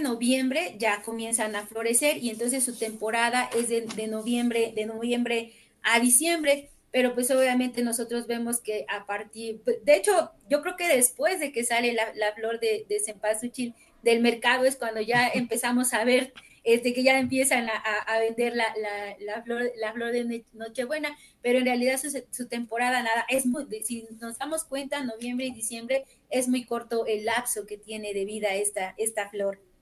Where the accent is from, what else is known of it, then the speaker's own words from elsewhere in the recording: Amozoc, Puebla, Mexico; yo que soy de Amozoc y todavía lo considero un pueblo